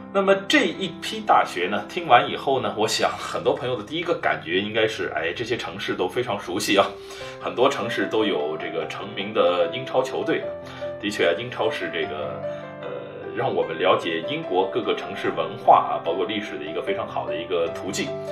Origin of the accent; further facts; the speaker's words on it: China; 对于我们中国人来说